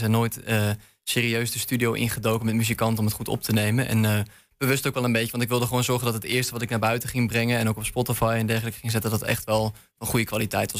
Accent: Leeuwarden, Friesland, Netherlands; moved away as an adult; now in Enschede, Netherlands; Ik kwam oorspronkelijk uit Leeuwarden

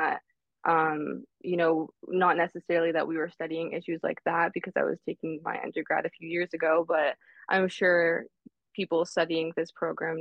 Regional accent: Toronto, Ontario, Canada; I was born and raised in Toronto, Ontario

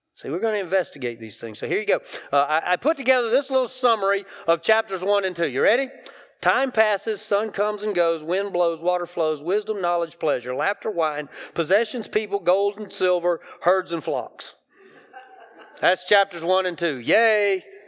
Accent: hometown with Greenwood Mills plants, South Carolina, United States; the Greenwood Mills plants in my hometown

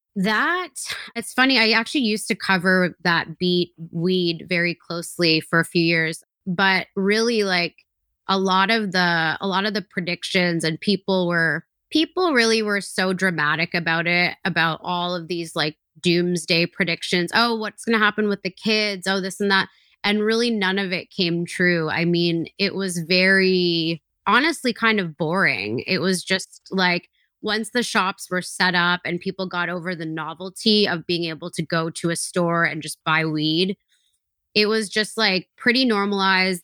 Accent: British Columbia, Canada; I grew up in British Columbia

